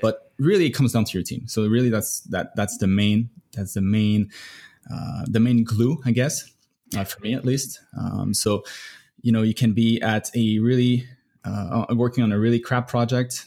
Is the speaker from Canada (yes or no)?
yes; Canada; now in United States; I'm from Canada